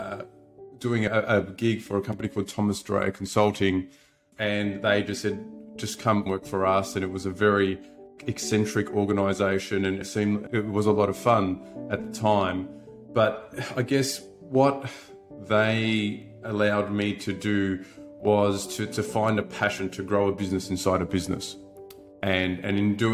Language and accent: English; Melbourne, Victoria, Australia; I was brought up in Melbourne in the western suburbs to a blue collar